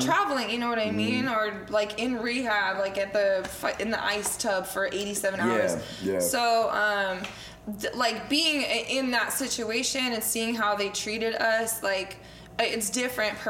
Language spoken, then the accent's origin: English; Oregon, United States; growing up in Oregon